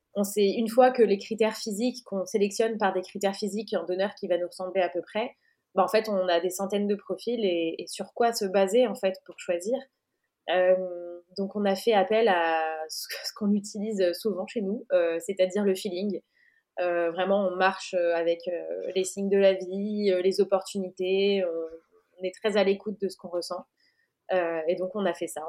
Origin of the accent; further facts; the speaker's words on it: France; moved away as an adult; now in Portugal; On est française, mais on est expat euh, dans ce chouette pays